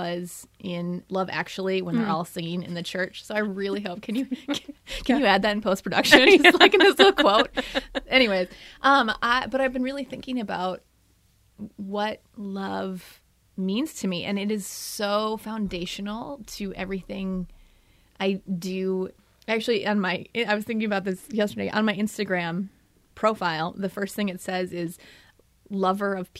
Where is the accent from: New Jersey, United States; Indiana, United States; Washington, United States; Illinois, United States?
Illinois, United States; outside of Chicago; also born or lived in Wisconsin; now in Minnesota, United States; I'm originally from outside of Chicago